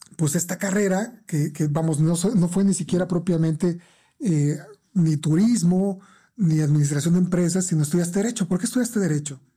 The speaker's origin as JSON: {"language": "Spanish", "country": "Mexico", "said": "nuestra cultura como mexicanos"}